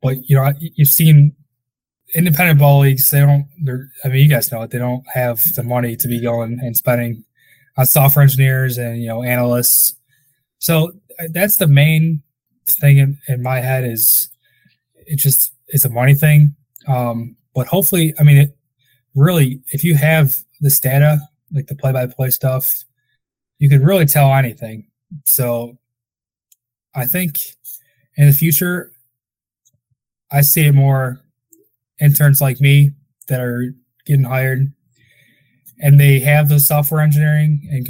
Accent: Crestwood, Illinois, United States; I grew up in Crestwood, so Windy City

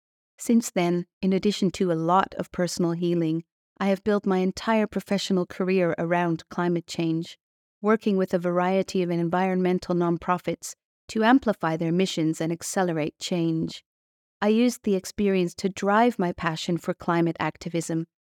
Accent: California, United States; On October 9, 2017, the Tubbs Fire blazed through my hometown in Sonoma County, along with 5,600 other homes.

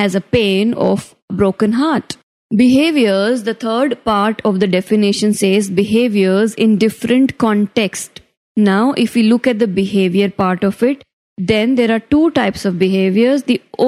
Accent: Rajasthan, India; I am from Rajasthan

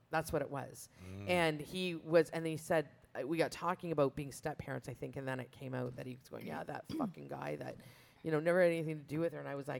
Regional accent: Brantford, Ontario, Canada; we're from Brantford

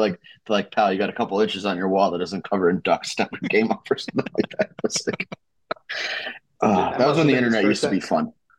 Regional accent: Boston, Massachusetts, United States; accent: Boston; I can't fucking hide the Boston accent either.

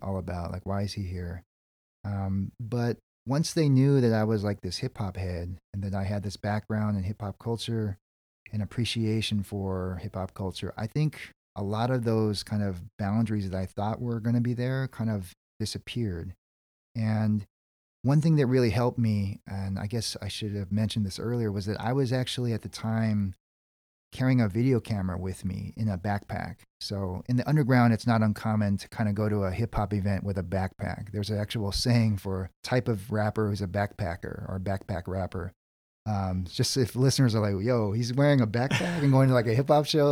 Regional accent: California, United States; I'm a Korean American dude. My parents and grandparents immigrated from Seoul, South Korea, and I was born in California.

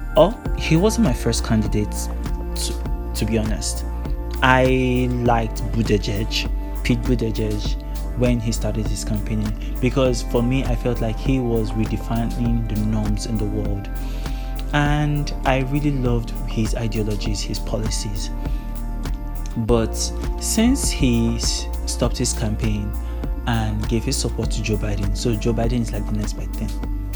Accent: Nigeria; I'm from Nigeria. I'm a Nigerian man.

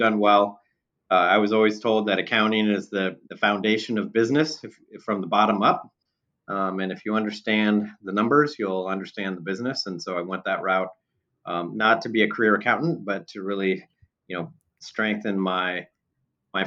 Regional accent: San Diego, California, United States; also born or lived in West Des Moines, Iowa / Arizona; moved out to the San Diego area when I was pretty young. And so I went to growing up in San Diego, went to high school in San Diego

